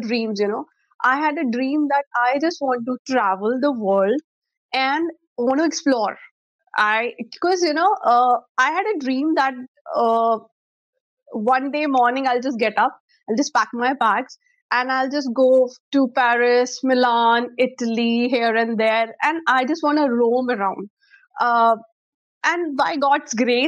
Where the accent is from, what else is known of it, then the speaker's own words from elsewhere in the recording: Chandigarh, India; also born or lived in Chennai; I am born and brought up in Chandigarh, and my schooling is from Shishuniketan